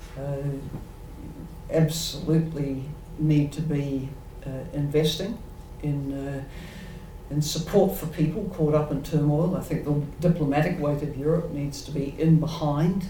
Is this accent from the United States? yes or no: no; New Zealand; speaking as a New Zealander